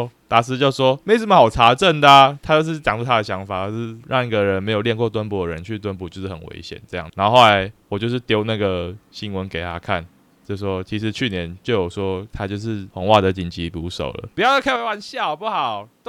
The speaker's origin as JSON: {"language": "Chinese", "country": "Taiwan", "said": "哦，对啊，身为台湾人，"}